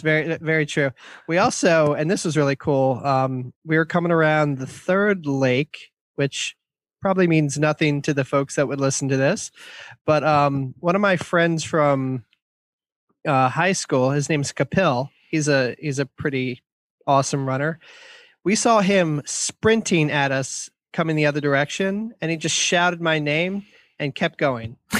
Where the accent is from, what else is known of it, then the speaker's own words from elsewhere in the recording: Columbia, Maryland, United States; here in our hometown, um, my hometown of Columbia, Maryland